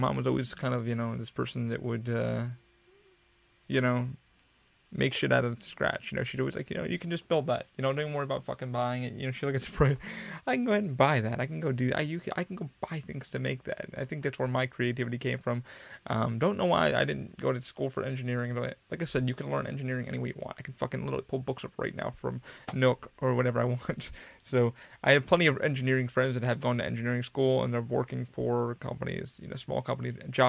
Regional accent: Afghanistan; moved away; You know, I'm an immigrant. I worked my ass off to get where I'm here. You know, I came from Afghanistan, a war-torn country. You know, you should understand, you know, I left this country.

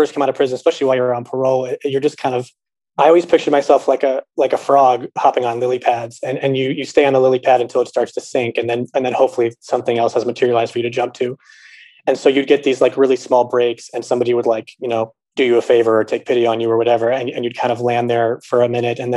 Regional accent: Los Angeles, California, United States; also born or lived in New York; now in Chicago, United States; I'm originally from Los Angeles. I live in Chicago now

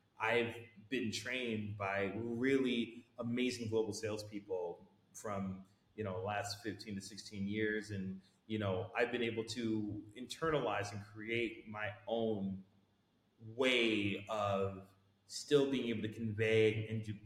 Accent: United States; I'm American, and I'm probably one of the few Americans in the whole organization

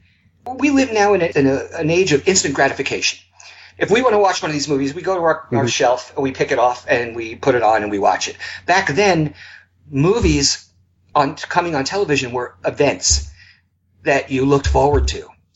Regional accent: Long Island, New York, United States; I grew up on Long Island in New York.

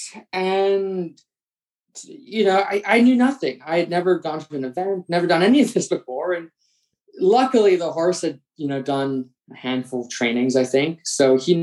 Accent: New York City, New York, United States; moved away; I grew up in New York City

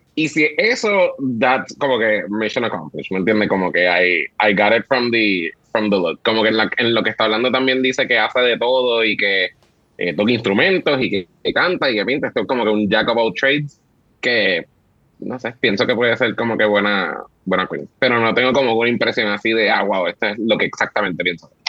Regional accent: Puerto Rico; los boricuas somos así

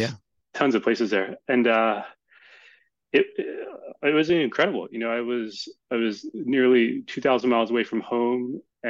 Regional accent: East Coast, United States; And I grew up in the East Coast, and I had never been to Colorado.

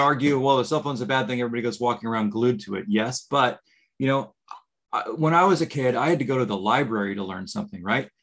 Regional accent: California, United States; moved away as an adult; now in Florida, United States; I grew up in California and I just recently moved to Florida

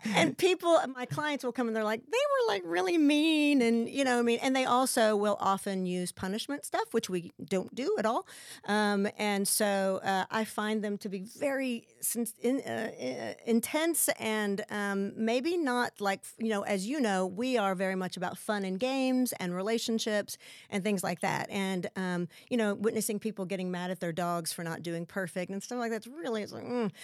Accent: West Texas, United States; moved away as an adult; also born or lived in Lubbock / San Marcos / New York City / California; I'm from West Texas

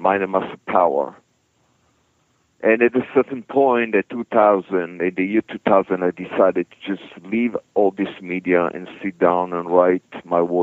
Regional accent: Israel; moved away as an adult; I came from Israel originally.

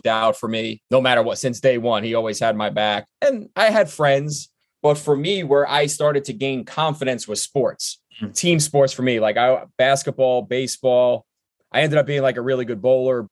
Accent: New York City, New York, United States; moved away as an adult; also born or lived in Mill Basin, Brooklyn / Amherst, Massachusetts; I'm from Brooklyn. When I grew up in the Georgetown, Bergen Beach area

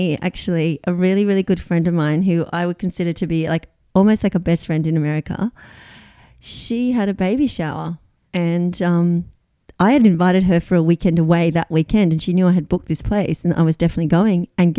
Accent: Australia; now in United States; I am Australian.

